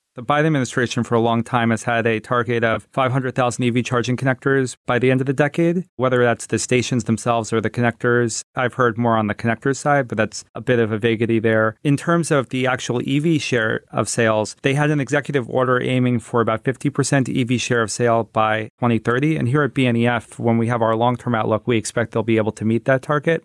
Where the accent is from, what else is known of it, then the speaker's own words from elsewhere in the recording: New Jersey, United States; my home state of New Jersey